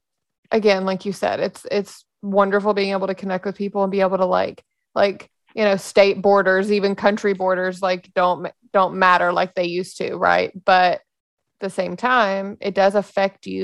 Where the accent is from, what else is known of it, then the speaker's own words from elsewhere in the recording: Memphis, Tennessee, United States; I grew up in Memphis